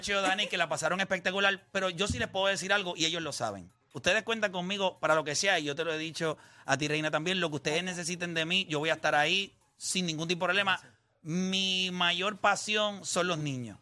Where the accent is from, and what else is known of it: Puerto Rico